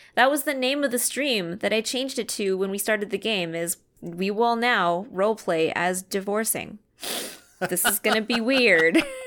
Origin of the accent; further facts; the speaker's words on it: Canada; I grew up in Canada. I had my education in Canada